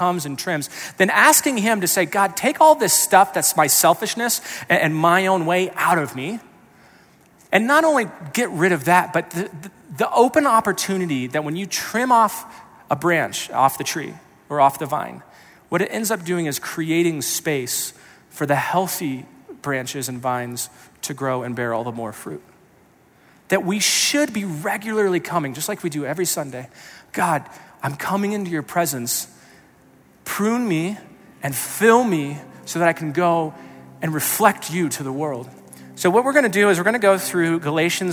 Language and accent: English; Colorado Springs, Colorado, United States; I grew up in the Springs